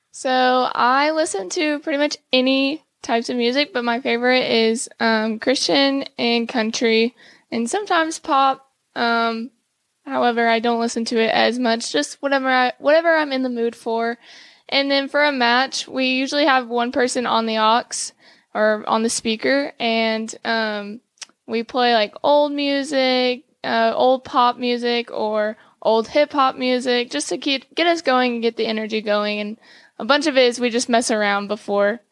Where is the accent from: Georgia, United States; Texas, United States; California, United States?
Texas, United States; Cuero; also born or lived in Plano, Texas; I was born in Plano, Texas, but I grew up in Cuero, Texas, small town, South Texas.